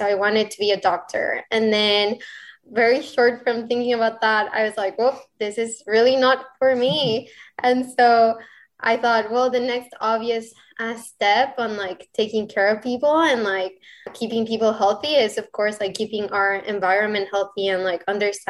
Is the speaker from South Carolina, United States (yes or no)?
no; Rio Grande Valley, Texas, United States; English is a second language; also born or lived in Mexico City, Mexico / Arkansas, United States; So actually, I was born in Mexico City and I moved to the Rio Grande Valley, Texas when I was around 12 years old. And then 5 years later, I moved to Northwest Arkansas, and I lived in Arkansas for about 2 years.